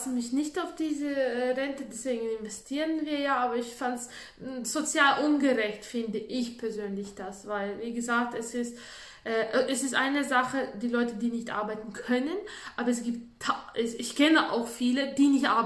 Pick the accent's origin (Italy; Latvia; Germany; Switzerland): Latvia; German is a second language; bei uns in Lettland, ich komme ja aus Lettland, und bei uns ist üblich, dass äh, jeder macht für sich extrem schön in den Wohnungen.